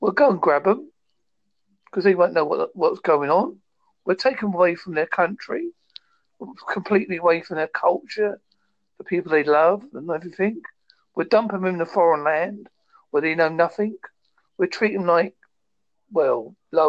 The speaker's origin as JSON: {"language": "English", "country": "United Kingdom", "said": "being British"}